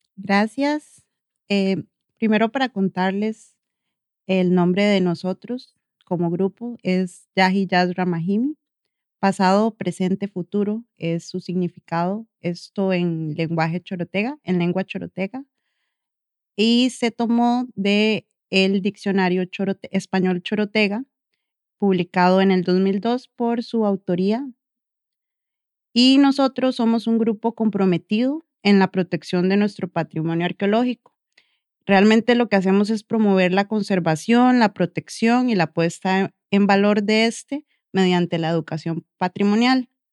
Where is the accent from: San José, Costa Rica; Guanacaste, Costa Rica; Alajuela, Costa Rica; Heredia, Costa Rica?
Guanacaste, Costa Rica; La Cruz; como cruceños